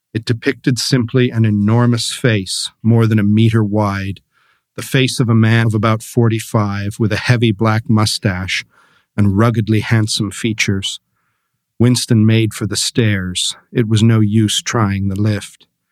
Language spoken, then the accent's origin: English; Canada; moved away; when I lived in Canada, uh, back home